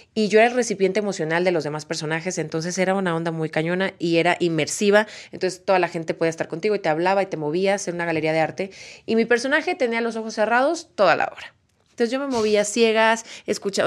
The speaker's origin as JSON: {"language": "Spanish", "town": "Guadalajara", "region": "Jalisco", "country": "Mexico", "tie": "born or raised there"}